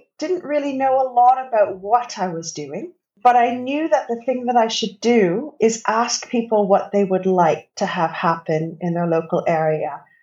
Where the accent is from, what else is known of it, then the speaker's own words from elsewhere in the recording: Canada; moved away as an adult; now in Bristol, United Kingdom; you can probably tell by my accent that I am not from the UK. I'm actually from Canada.